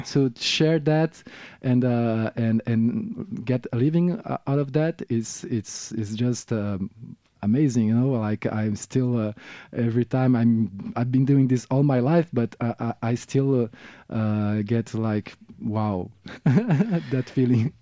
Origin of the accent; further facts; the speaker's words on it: Rio de Janeiro, Brazil; English is a second language; moved away as an adult; now in France; I'm from Rio de Janeiro, now based in France, uh, for, um, uh, maybe um, f-, dozen years now.